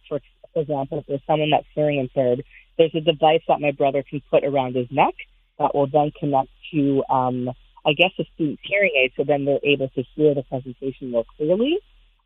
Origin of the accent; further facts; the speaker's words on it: Montreal, Quebec, Canada; my hometown, Montreal